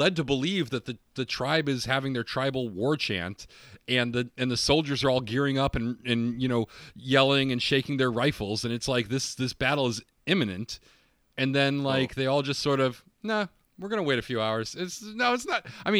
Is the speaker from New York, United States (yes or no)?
yes; Utica, New York, United States; Well, I'm from Utica, and I've never heard of Steamed Hams.